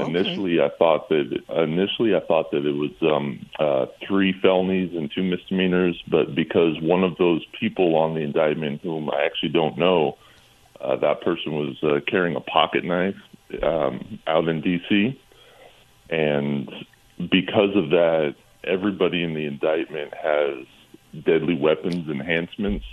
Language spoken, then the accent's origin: English; California, United States; I'm from California